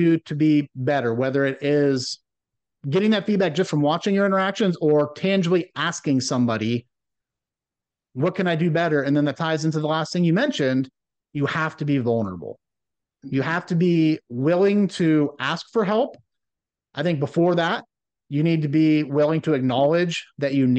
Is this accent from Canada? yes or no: no; Rust Belt of Ohio, United States; growing up in the Rust Belt of Ohio